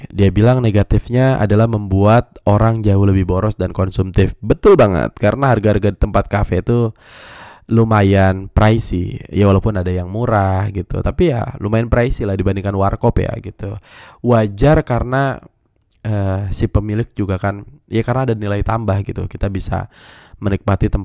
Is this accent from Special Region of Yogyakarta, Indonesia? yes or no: no; West Java, Indonesia; emang orang Sunda gue tapi banyak yang nggak percaya kalau gue orang Sunda gue disangka orang Sumatera disangka orang Medan gitu ya karena ngomong gue selalu menyesuaikan